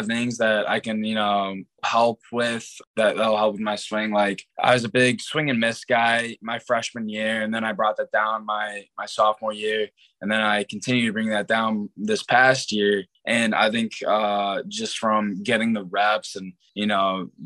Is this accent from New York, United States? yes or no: no; Chicago, Illinois, United States; I'm from Chicago